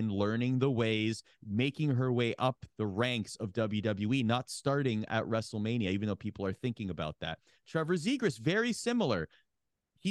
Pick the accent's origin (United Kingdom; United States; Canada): Canada; Oakville, Ontario; my hometown, Oakville, Ontario